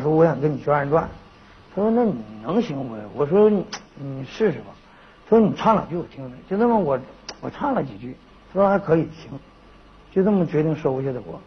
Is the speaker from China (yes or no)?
yes; Sanchahe, China; moved away; also born or lived in Liaoning; 我们家乡那边那个镇子